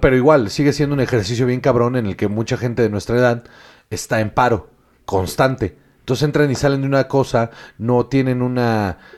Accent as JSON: {"language": "Spanish", "country": "Mexico", "moved": "as an adult", "lives_now": "Spain", "said": "como mexicanos hemos aprendido"}